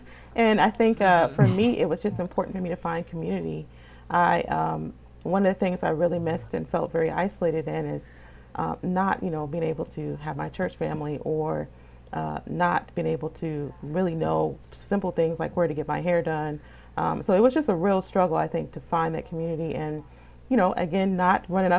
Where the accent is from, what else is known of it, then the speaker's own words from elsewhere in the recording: United States; some people would recognize, you know, maybe after hearing me speak that I'm American, but for the most part, I felt more African abroad, and it really pushed me to learn more about my heritage